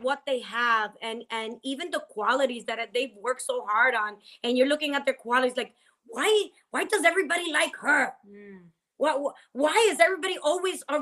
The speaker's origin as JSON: {"language": "English", "country": "Dominican Republic", "tie": "born or raised there", "moved": "yes", "said": "me growing up in Dominican Republic"}